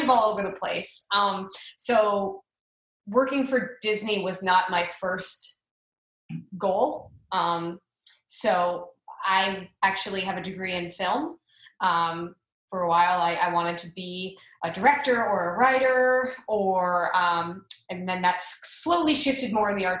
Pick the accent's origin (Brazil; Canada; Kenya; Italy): Canada; moved away as an adult; also born or lived in Florida; I'm from Canada